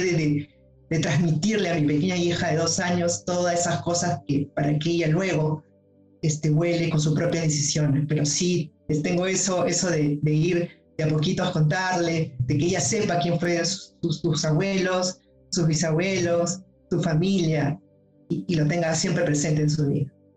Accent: Lima, Peru; estoy de Lima

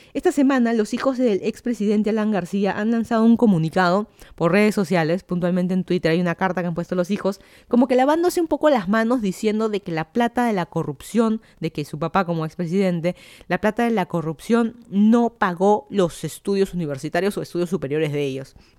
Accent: Lima, Peru; moved away as an adult; also born or lived in Miami, United States / Fairfax County, Virginia, United States; now in Virginia, United States; yo soy de Lima, Perú. Me mudé a Estados Unidos hace tres años, más o menos.

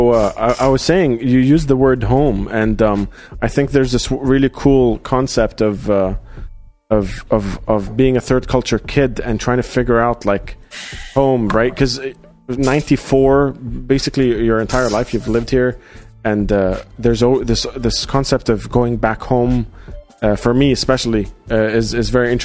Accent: Dubai, United Arab Emirates; because especially growing up in Dubai, when I came here for college

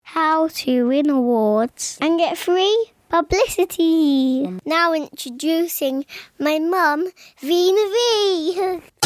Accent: Norway; moved away as an adult; now in London, United Kingdom; I'm from Norway. I came to London about seven years ago with nothing whatsoever

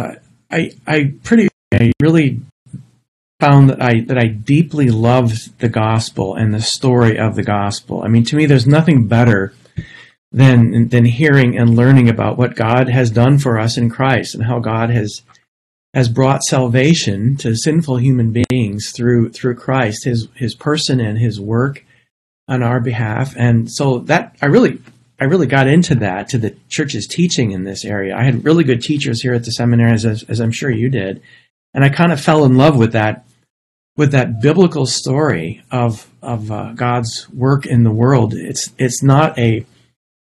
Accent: just outside of Minneapolis, southern Minnesota, United States; now in St. Louis, United States; So I grew up in a Lutheran parsonage in southern Minnesota, just outside of Minneapolis.

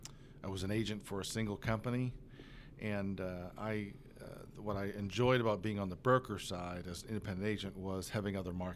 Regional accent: Massachusetts, United States; moved away as an adult; now in Oklahoma, United States; So I grew up just a little bit east of here in Massachusetts.

